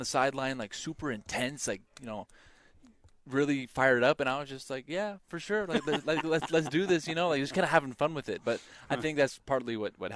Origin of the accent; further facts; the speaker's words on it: Boise, Idaho, United States; Boise State was my hometown team growing up